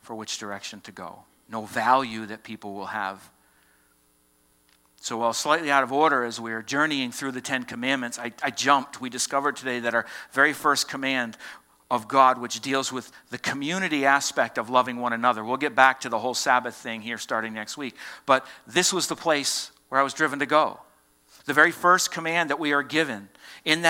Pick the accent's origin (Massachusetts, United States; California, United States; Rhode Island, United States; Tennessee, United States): Massachusetts, United States; Boston; accent: Southie; moved away; I said two words this morning that revealed that I come from Massachusetts